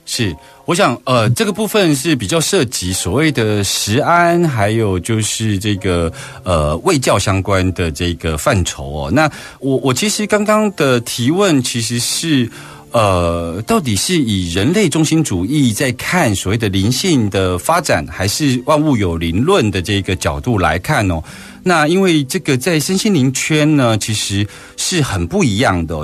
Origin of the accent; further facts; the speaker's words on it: Taiwan; 在我们台湾社会